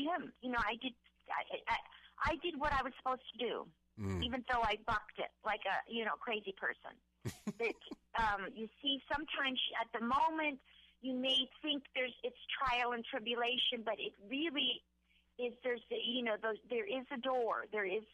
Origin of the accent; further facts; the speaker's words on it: Pensacola, Florida, United States; accent: New Jersey Southern; moved away as an adult; also born or lived in New Jersey / Los Angeles; now in Ohio, United States; I have like a New Jersey Southern. I was raised in Pensacola, but born in New Jersey.